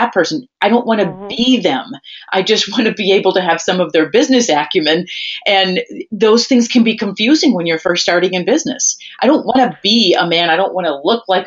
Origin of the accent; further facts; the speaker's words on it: Wisconsin, United States; I'm from Wisconsin.